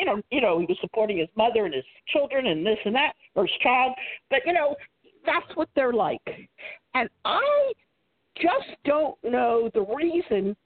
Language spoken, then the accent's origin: English; Philadelphia, Pennsylvania, United States; I came back to Philadelphia because that was my hometown.